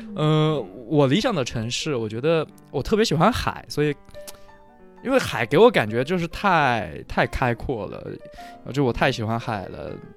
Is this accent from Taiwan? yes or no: no; Suzhou, Jiangsu, China; 我从小就是在苏州长大嘛，就苏州这个城市